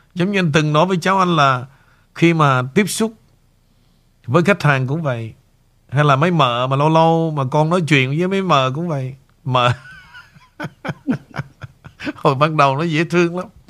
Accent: Vietnam; moved away

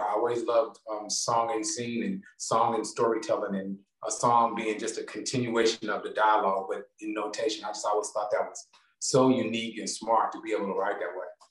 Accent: Gastonia, North Carolina, United States; also born or lived in Charlotte, North Carolina; I was born in Charlotte, North Carolina, but I grew up in Gastonia, North Carolina

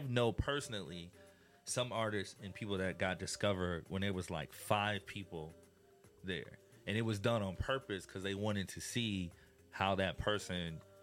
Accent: Illinois, United States; growing up in Illinois

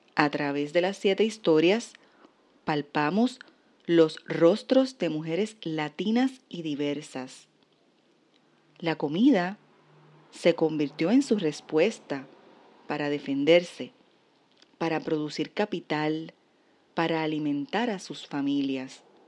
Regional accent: Puerto Rico; como puertorriqueña

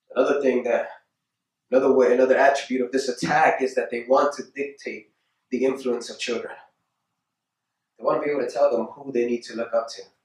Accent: United States; we as Christians or we as human beings, especially as American

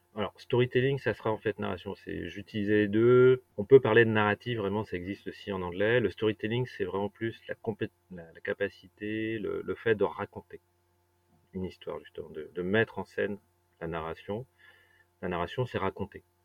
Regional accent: Brittany, France; j'ai grandi en Bretagne

